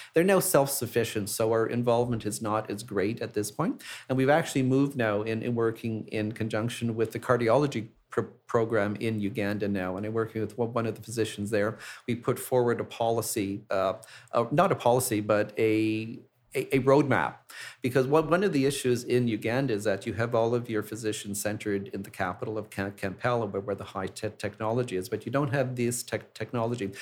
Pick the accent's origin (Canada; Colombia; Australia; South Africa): Canada; Montreal, Quebec; moved away; my hometown of Montreal